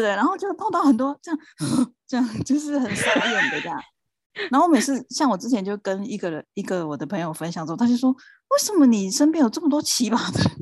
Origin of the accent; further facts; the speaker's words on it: Taiwan; also born or lived in Japan; 我们台湾人也是